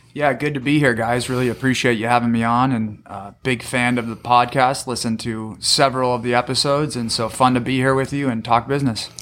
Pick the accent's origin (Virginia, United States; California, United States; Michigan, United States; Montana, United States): California, United States; San Diego; also born or lived in Arizona; I grew up in San Diego, went to La Jolla High School